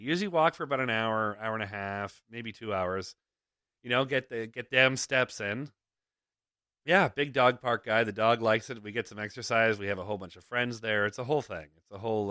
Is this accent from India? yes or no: no; Toronto, Ontario, Canada; moved away; we grew up in Toronto